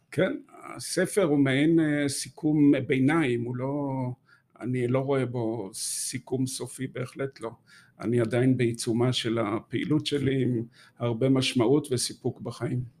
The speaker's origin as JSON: {"language": "Hebrew", "area": "Haifa area, the Krayot", "region": "Haifa District", "country": "Israel", "tie": "born or raised there", "also_born_or_lived": "Golan Heights / Gush Etzion", "moved": "as an adult", "lives_now": "Jerusalem, Israel", "said": "וגדלתי בעצם ב... באזור חיפה, בקריות, אה, עד שנות ה-20 שלי"}